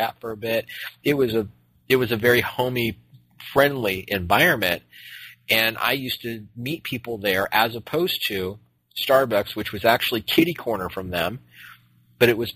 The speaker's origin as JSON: {"language": "English", "town": "Phoenix", "region": "Arizona", "country": "United States", "moved": "as an adult", "lives_now": "Portland, United States", "said": "being from Phoenix, we have very, very much a lot of L.A. influence"}